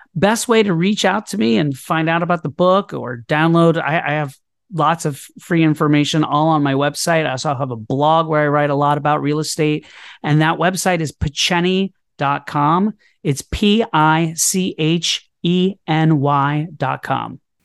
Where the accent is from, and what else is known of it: Orlando, Florida, United States; born or raised there; also born or lived in New York City; now in Brooklyn, New York, United States